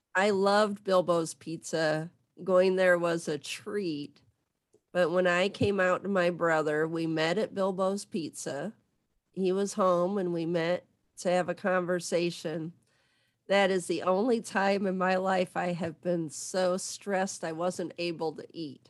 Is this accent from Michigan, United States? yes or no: yes; Southwest Michigan, United States; I'm from Southwest Michigan.